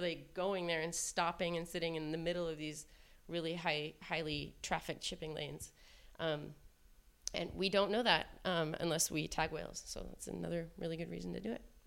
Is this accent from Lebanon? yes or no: no; Seattle, Washington, United States; I'm from Seattle, Washington